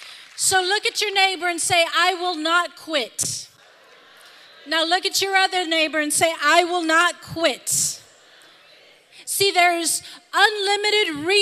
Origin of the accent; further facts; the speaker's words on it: Harlingen, Texas, United States; I come from Harlingen, Texas, and I can't go do that.